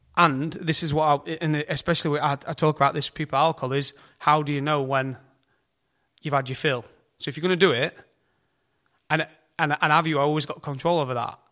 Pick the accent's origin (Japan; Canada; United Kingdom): United Kingdom; we, we're, we're British